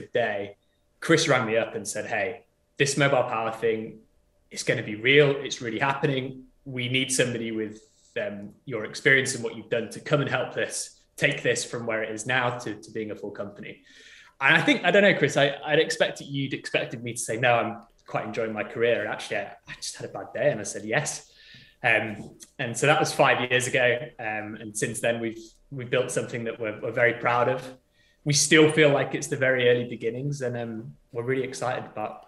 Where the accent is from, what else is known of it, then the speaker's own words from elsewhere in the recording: United Kingdom; we're British